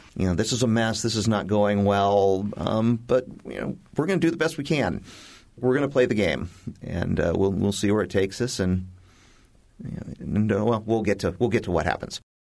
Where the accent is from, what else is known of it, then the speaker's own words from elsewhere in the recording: Oregon, United States; moved away; I grew up in Oregon